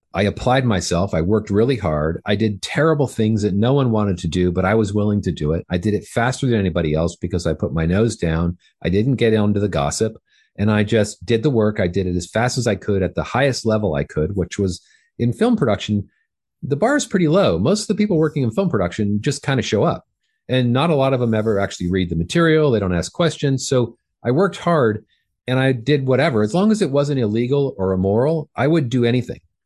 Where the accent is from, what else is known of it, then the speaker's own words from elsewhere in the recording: Fullerton, California, United States; I grew up in Southern California